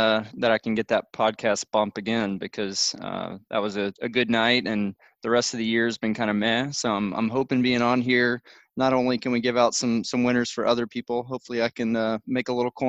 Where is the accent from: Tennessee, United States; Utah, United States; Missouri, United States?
Tennessee, United States; Nashville; Come to my hometown.